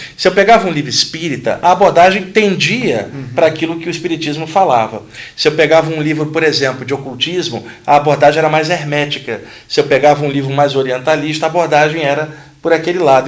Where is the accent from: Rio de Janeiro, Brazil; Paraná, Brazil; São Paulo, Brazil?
Rio de Janeiro, Brazil; Quando eu tinha 15 anos, no Rio de Janeiro, eu sou carioca